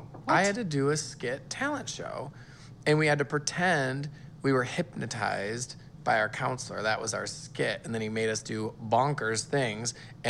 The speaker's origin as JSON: {"language": "English", "region": "Michigan", "country": "United States", "said": "We're from Michigan."}